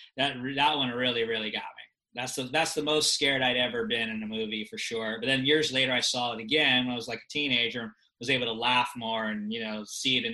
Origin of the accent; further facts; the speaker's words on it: Los Angeles, California, United States; I grew up in Los Angeles